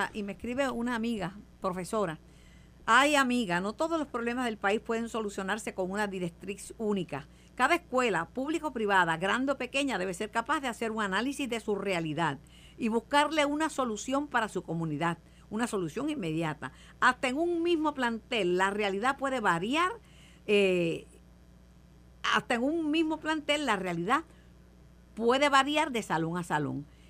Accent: Mayagüez, Puerto Rico; also born or lived in Río Piedras; en mi casa nunca hubo aire acondicionado, nunca, nunca, nunca, nunca en Mayagüez

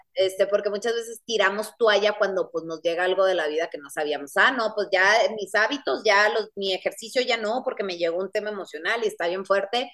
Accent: Guaymas, Sonora, Mexico; yo soy de Guaymas, Sonora

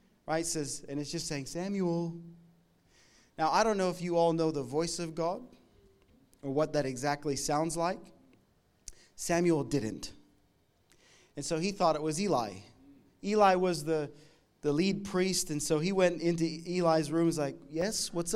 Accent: Canada; moved away; I'm from Canada

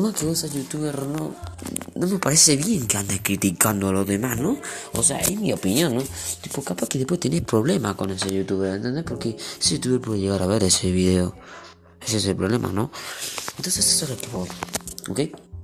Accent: Argentina; Yo soy aquí de Argentina

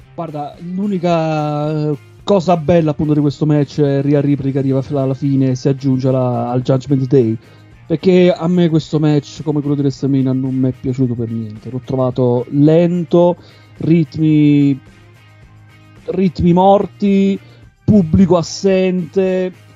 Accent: Avellino, Campania, Italy; now in Bern, Switzerland; Precisamente sono di Avellino, non di Napoli

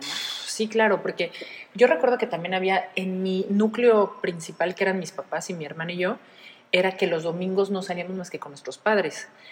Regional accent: Mexico City, Mexico; now in Veracruz, Mexico; yo nací en el Distrito Federal

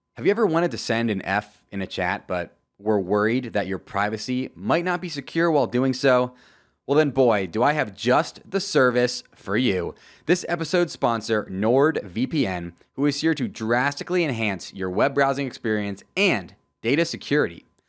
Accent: Tampa Bay area, Florida, United States; moved away; also born or lived in Wisconsin; I'm actually born and raised in Florida, the Tampa Bay area.

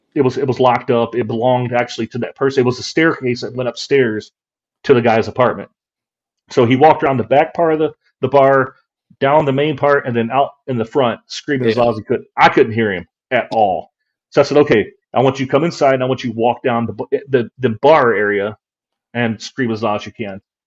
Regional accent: West Virginia, United States; moved away; I'm from West Virginia originally

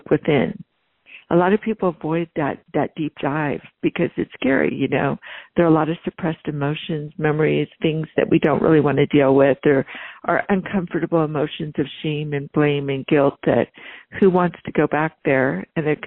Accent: Northern California, United States; also born or lived in East Coast, United States; I was born on the East Coast, but I was really very young. And so by the time we settled in somewhere, I was probably in my, you know, in grade school, I was in Northern California. I was raised in kind of an upper middle class

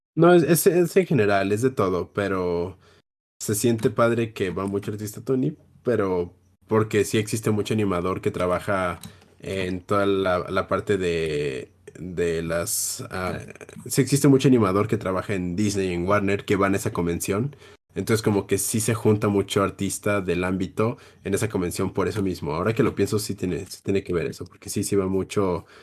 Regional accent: Jalisco, Mexico; yo soy de Jalisco

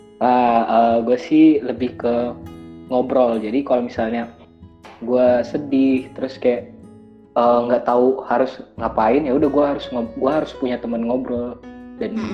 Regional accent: Makassar, South Sulawesi, Indonesia; moved away; Gue orang Makassar

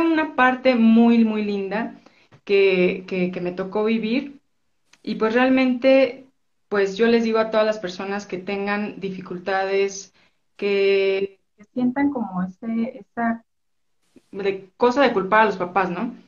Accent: Mexico City, Mexico; born or raised there; also born or lived in Orizaba, Veracruz

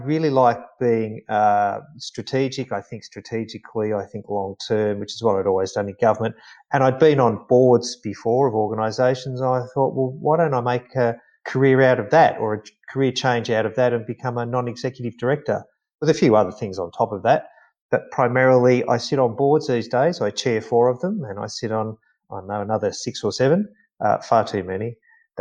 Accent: Yarrawonga, Victoria, Australia; also born or lived in Shepparton; Grew up in Yarrawonga

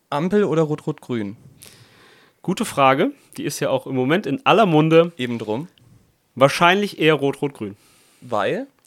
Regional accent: Italy; ich komme aus Italien, meine Stiefmutter kommt aus Brasilien, spricht, ich spreche Italienisch, Portugiesisch und Deutsch.

